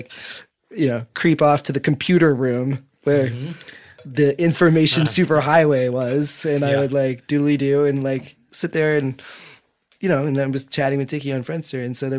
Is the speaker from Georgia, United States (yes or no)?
no; Iowa, United States; moved away; I'm from Iowa originally